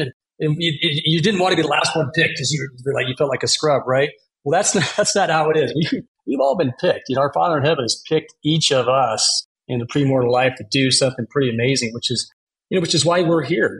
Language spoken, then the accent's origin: English; Eagle, Idaho, United States; now in Denver, United States; growing up in Idaho, awesome place, Eagle to all the Eagleites